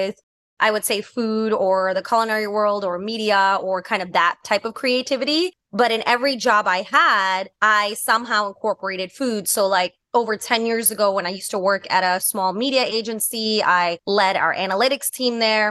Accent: New York City, New York, United States; I grew up in New York City

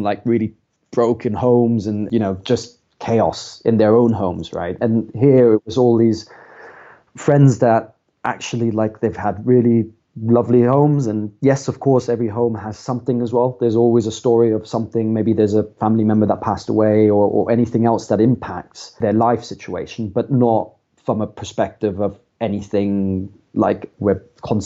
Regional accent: a small town just outside of Frankfurt, Hesse, Germany; moved away as an adult; also born or lived in London, United Kingdom; now in United Kingdom; So I grew up in Germany and I grew up in a small town just outside of Frankfurt.

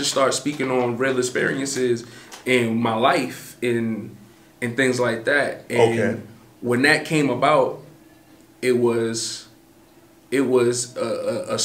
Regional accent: New York City, New York, United States; I'm from Canarsie

